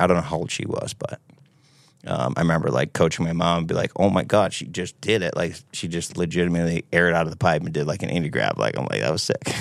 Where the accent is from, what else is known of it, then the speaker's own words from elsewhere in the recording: Seabrook, New Hampshire, United States; I'm from Seabrook, New Hampshire, right on the coast, right on the Massachusetts border. Born and raised